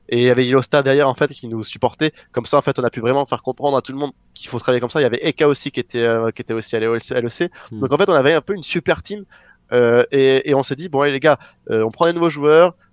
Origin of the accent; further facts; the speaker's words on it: France; retourner en France parce que je m'étais juré que je reviendrais pas ici, même si j'ai rien contre euh, mon pays natal